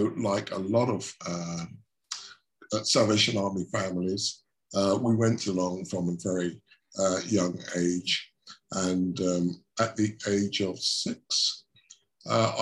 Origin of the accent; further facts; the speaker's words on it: Shoeburyness, East of England, United Kingdom; I grew up in Shoeburyness, which is a small town down in Essex